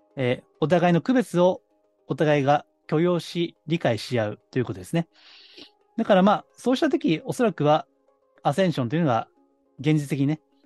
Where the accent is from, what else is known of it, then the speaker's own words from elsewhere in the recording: Kansai, Japan; 関西の下町出身なんで